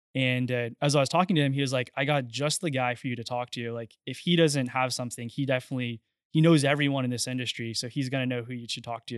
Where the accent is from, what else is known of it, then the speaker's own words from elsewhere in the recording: Friendswood, Texas, United States; I grew up in Friendswood, which is just south of Houston